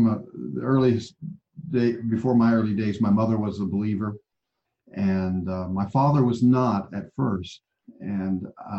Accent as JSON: {"language": "English", "town": "Albuquerque", "region": "New Mexico", "country": "United States", "tie": "born there", "also_born_or_lived": "Okinawa / Italy / Germany / Oklahoma", "said": "I grew up as a military brat. So, you know, I was born in Albuquerque, New Mexico, lived after that in Okinawa, lived in Italy for 3 years."}